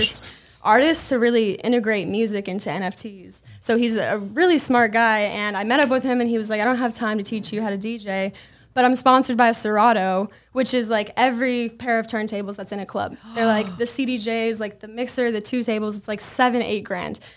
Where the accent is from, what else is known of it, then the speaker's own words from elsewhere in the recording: Las Vegas, Nevada, United States; I am from Vegas, born and raised